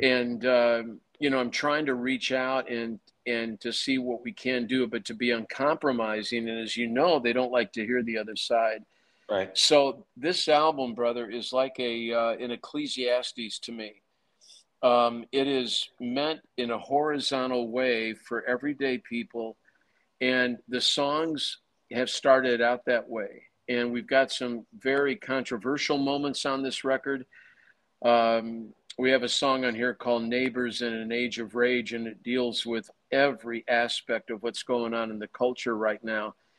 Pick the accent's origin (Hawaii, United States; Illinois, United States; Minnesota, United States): Illinois, United States; Chicago; I grew up in Chicago